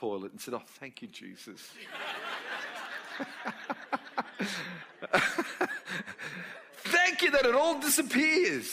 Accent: Australia; I was born in Australia

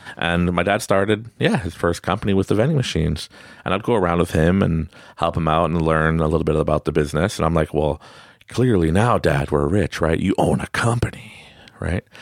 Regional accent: Quebec, Canada; Growing up in Quebec, I'm French Canadian. I speak French and English

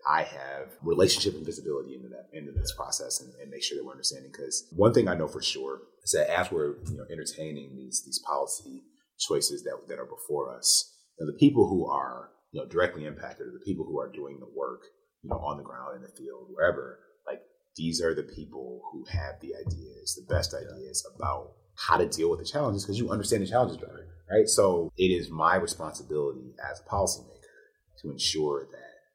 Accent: Detroit, Michigan, United States; I'm from Detroit

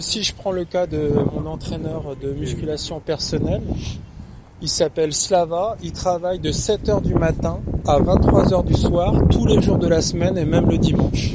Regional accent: France; now in Russia; Je suis français, je parle français

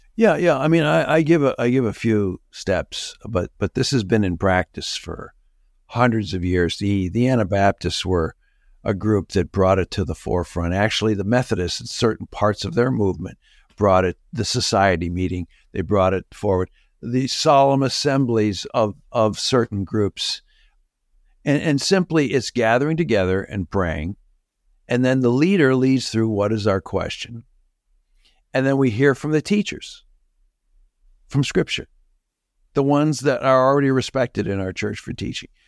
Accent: Canada; moved away; Even when I grew up in Canada, my mom was from Chicago

